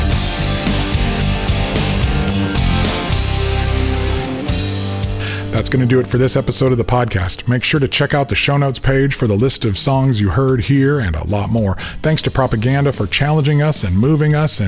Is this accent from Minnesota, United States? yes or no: no; Aurora, Illinois, United States; my hometown of Aurora, Illinois, through our church.